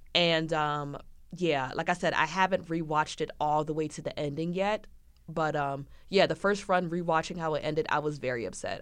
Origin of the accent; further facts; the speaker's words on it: United States; I am American